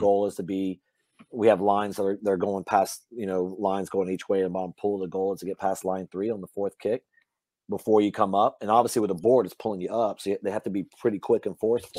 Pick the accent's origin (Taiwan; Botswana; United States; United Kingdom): United States; Louisiana; moved away; I grew up hunting in Louisiana